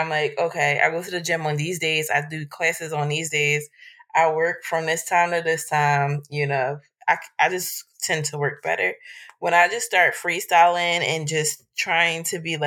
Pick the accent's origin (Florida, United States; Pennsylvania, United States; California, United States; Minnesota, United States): Pennsylvania, United States; Philadelphia; Y'all know I'm from Philly. Actually, I live in the area that the book is set in now.